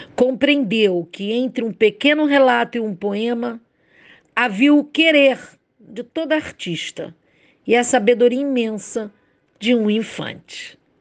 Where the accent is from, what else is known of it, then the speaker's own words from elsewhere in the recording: Rio de Janeiro, Brazil; sou do Rio de Janeiro, carioca